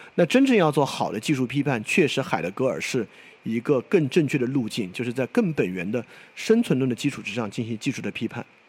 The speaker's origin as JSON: {"language": "Chinese", "country": "China", "said": "作为一个中国人"}